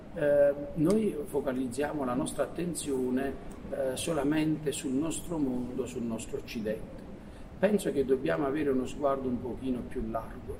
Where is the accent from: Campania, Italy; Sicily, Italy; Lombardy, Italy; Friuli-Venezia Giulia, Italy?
Campania, Italy; Forio; Io sono nato a Furio, sono un foriano doc, sono cresciuto sotto, ecco, la palma di, di San Vito